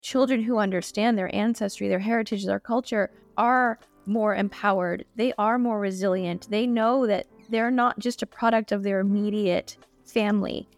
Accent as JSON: {"language": "English", "town": "Boston", "region": "Massachusetts", "country": "United States", "tie": "born or raised there", "said": "I grew up in Boston in a family that very much pressed our Asianness"}